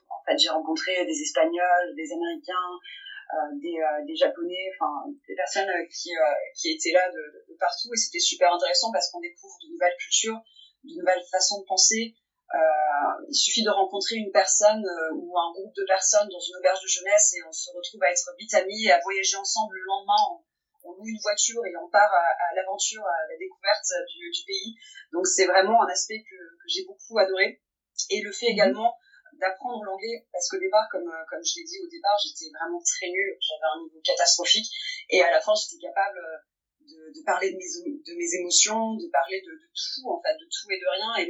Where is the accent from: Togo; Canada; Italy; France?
France; Normandy; de base, je suis normande